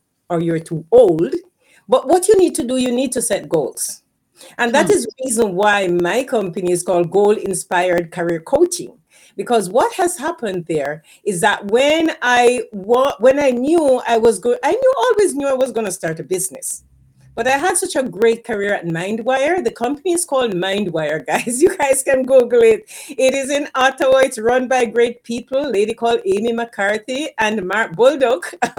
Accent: Jamaica; moved away as an adult; because when I came from Jamaica, I career pivoted to IT. Because when I came here, I was a professor at the university in Jamaica before I came here.

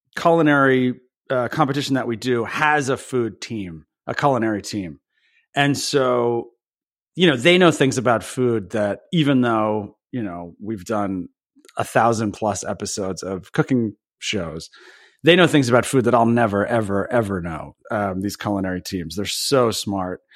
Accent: Belvidere, New Jersey, United States; I grew up, uh, at the very, very edge of Jersey, we used to say the way to get to Belvedere is you would pass

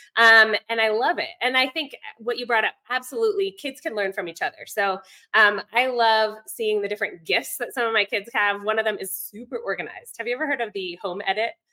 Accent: Virginia, United States; moved away as an adult; now in Ecuador; I'm from Virginia originally, um, but about 11 years ago, moved abroad, met my husband here in Ecuador

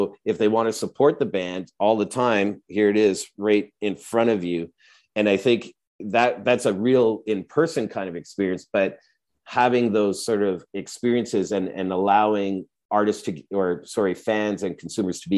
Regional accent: Edmonton, Alberta, Canada; I grew up in Edmonton

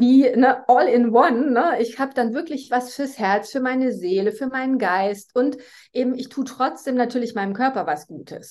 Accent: Germany; accent: German; moved away as an adult; now in Switzerland; ich komme eigentlich eben aus Deutschland, wie man ja von meinem Akzent her hört. Ich wohne jetzt aber schon seit 2009 in der Schweiz

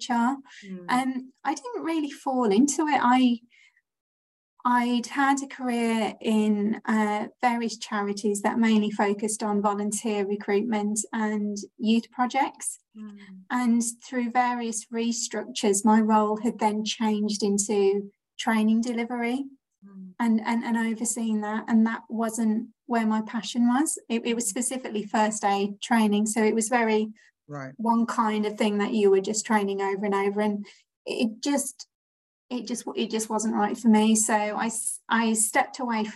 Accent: Birmingham, West Midlands, United Kingdom; I'm from Birmingham, from the West Midlands. And so the Hippodrome is somewhere I visited as a child

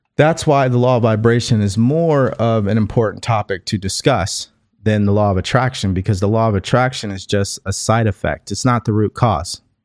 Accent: California, United States; also born or lived in Houston, Texas; I'm from California

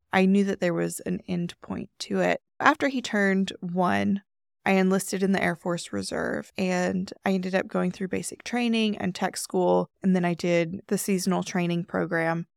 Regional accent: Texas, United States; moved away as an adult; also born or lived in Washington State; I'm from Texas

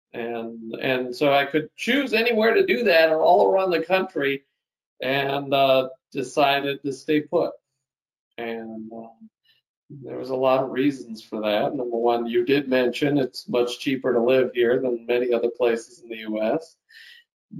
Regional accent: Minnesota, United States; moved away as an adult; now in South Dakota, United States; I grew up in Minnesota, which is, you know, not too far away

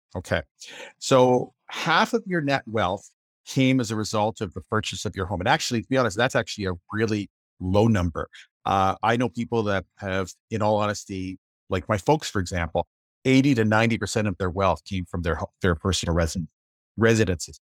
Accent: Windsor, Ontario, Canada; moved away as an adult; I grew up in the Windsor, Ontario area

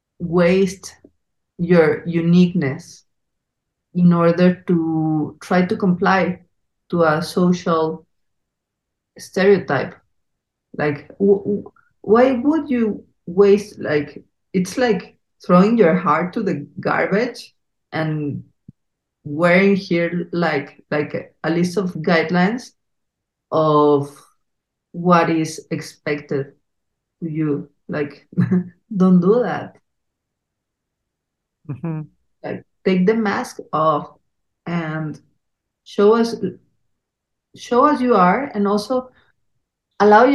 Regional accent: Mexico City, Mexico; accent: Mexican, Chilango; English is a second language; our Mexican accent, Chilango

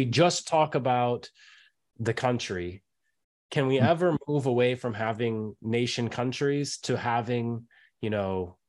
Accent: United States; I have one passport, I'm American, but I feel like a person of the world, but at the same time I grew up here and and family is here.

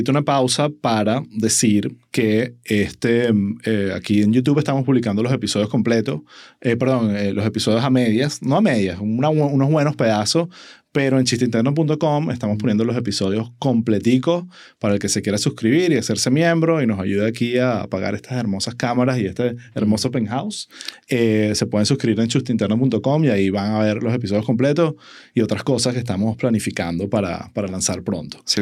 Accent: Venezuela; moved away; 100%, Y yo me fui a finales de 2014 de Venezuela.

